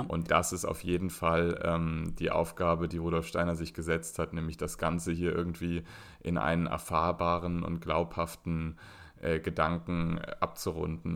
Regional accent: Berlin, Germany; in Berlin-Zehlendorf auf die gleiche Schule gegangen, eine Waldorfschule

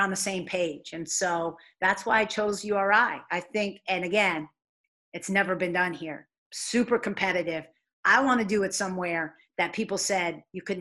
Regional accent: New York, United States; moved away as an adult; now in Rhode Island, United States; I'm a New Yorker

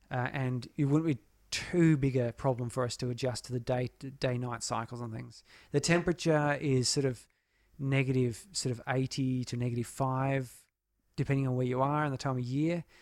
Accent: Australia; portraying myself as an Australian

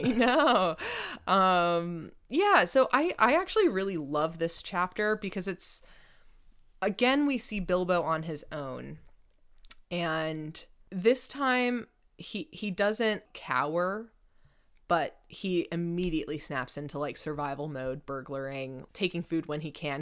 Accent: United States; I'm an American

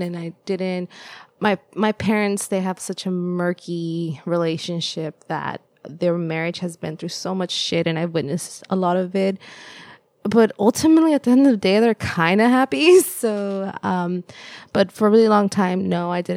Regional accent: Los Angeles, California, United States; first language Spanish; English is a second language; also born or lived in El Salvador; now in Davis, United States; I say that I grew up in El Salvador, but I also really identify with Los Angeles because it was my home for so long.

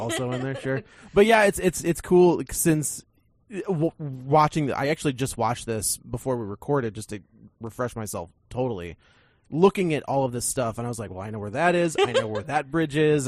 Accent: St. Louis, Missouri, United States; my hometown

